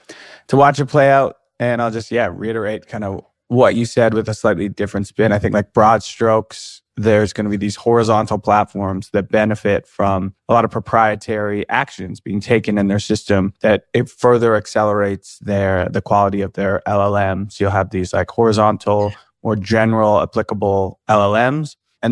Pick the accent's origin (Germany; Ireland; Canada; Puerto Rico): Canada; as a Canadian